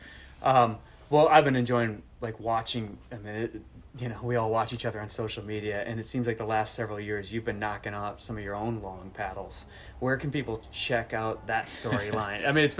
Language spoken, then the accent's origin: English; Minnesota, Wisconsin, Midwest, United States; moved away; you probably hear it in my voice, but I'm from Minnesota, Wisconsin, and grew up on the Mississippi River.